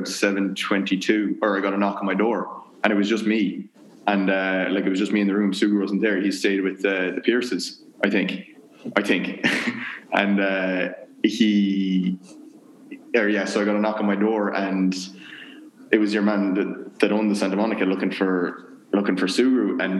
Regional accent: Kinsale, Ireland; moved away as an adult; also born or lived in Maynooth / Louisville; growing up in Ireland.

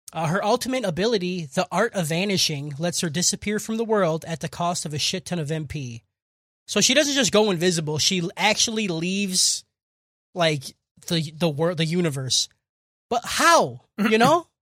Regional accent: United States; I'm fucking American

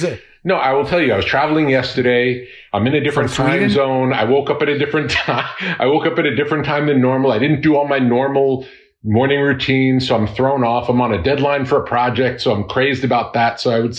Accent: Long Beach, New York, United States; moved away as an adult; now in California, United States; Long Island, Long Beach.

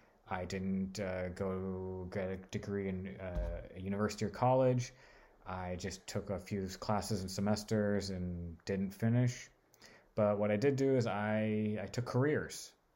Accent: Southern California, United States; moved away as an adult; I lived in Southern California in the suburbs of Hollywood and Burbank.

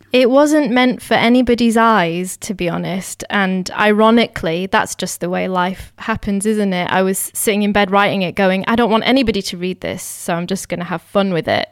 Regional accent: United Kingdom; I'm Indian, but I was born here. So I'm all, I'm constantly straddling the two worlds and always have done. Like I grew up bilingual, learning Gujarati and English at the same time

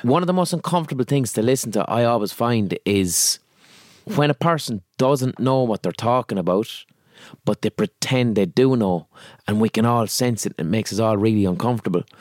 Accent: Limerick, Munster, Ireland; accent: Limerick; I'm from Limerick City

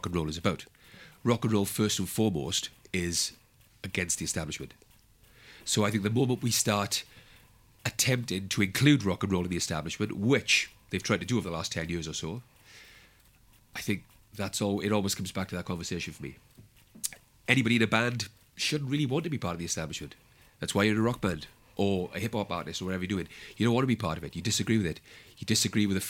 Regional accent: South Wales, United Kingdom; come out of my town

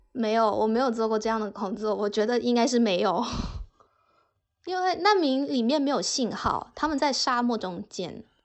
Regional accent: China; moved away as an adult; also born or lived in Cyprus / United Kingdom; 作为一个中国人

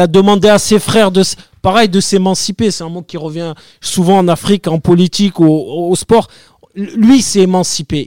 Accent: Marseille, Provence-Alpes-Côte d'Azur, France; je suis Marseillais

